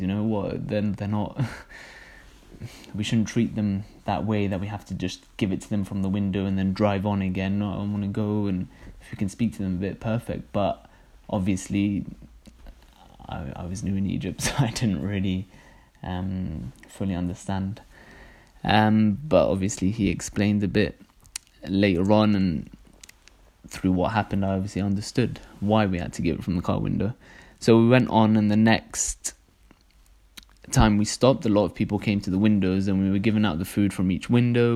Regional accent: Cardiff, Wales, United Kingdom; also born or lived in London; I was born in London, but I moved here when I was really young, and my brothers got me going to Dar es as soon as we moved to Cardiff. And so I've kind of grown up

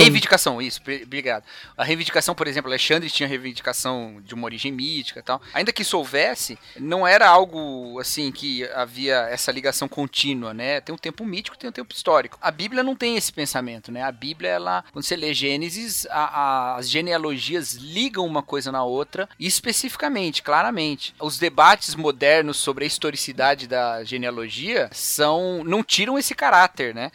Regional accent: Brazil; nós somos brasileiros

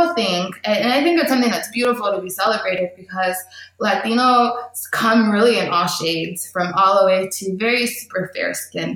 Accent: United States; as an American

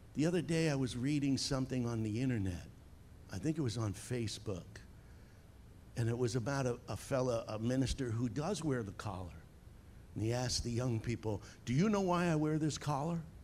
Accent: Long Island, New York, United States; moved away as an adult; also born or lived in south of Boston, Massachusetts; As you can probably tell by my accent, I'm from Long Island, New York

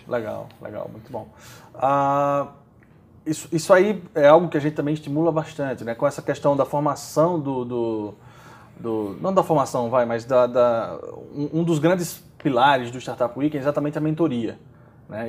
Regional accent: Maceió, Alagoas, Brazil; eu sou de, de, de Maceió, Alagoas

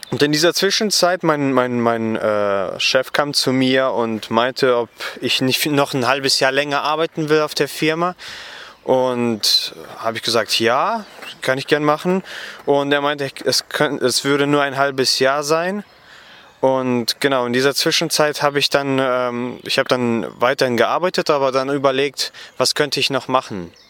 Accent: Gummersbach, North Rhine-Westphalia, Germany; Genau, ich komme aus Gummersbach, das liegt etwa 50 Kilometer von Köln entfernt

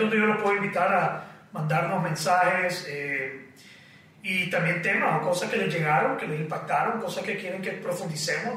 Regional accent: Nicaragua; Yo regresé a Nicaragua

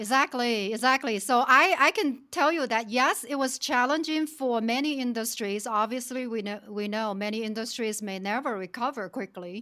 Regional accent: China; moved away; also born or lived in Shenzhen; I was born and raised in China in actually very rural village

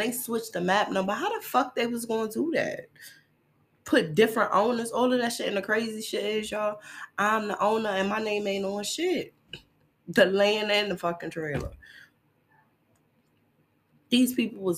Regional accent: New York City, New York, United States; I come from Brooklyn, New York

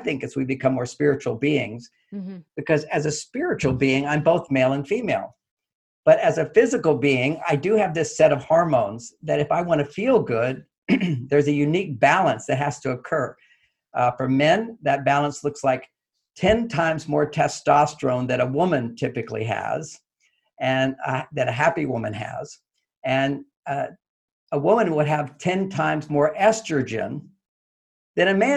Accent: Texas, United States; I grew up in Texas

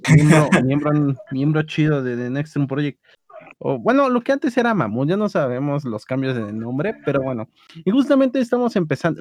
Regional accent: Mexico City, Mexico; como buen defeño que soy

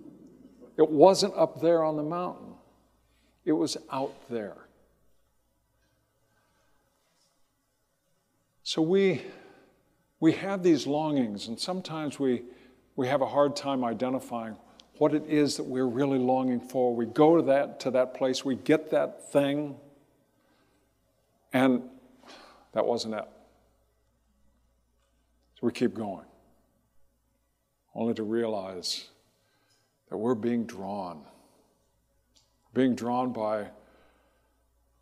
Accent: Riverside, California, United States; when I was a kid, growing up in Riverside in Southern California

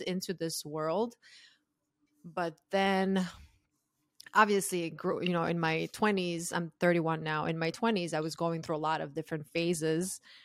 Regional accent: Croatia; moved away as an adult; now in United States; I'm originally from Croatia, and I moved to the U S when I was twenty-two

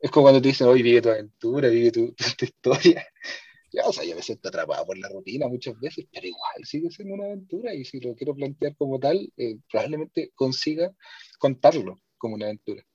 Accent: Santiago, Santiago Metropolitan Region, Chile; mi experiencia como santiaguino

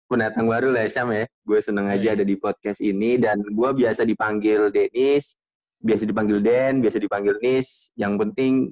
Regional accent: Bekasi, West Java, Indonesia; also born or lived in Jakarta; gue lahir di Jakarta iya gue gede di Bekasi tapi gue klaimnya gue dari Jawa Timur aja lah biar kayak Fahri

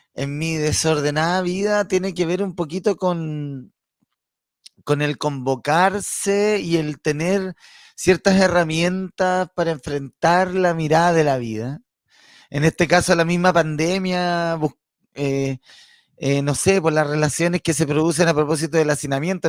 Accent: Santiago, Santiago Metropolitan Region, Chile; moved away as an adult; now in Padre Las Casas, Chile; toda la vida, toda la vida eh, nacido y criado, nací en el Barros Luco

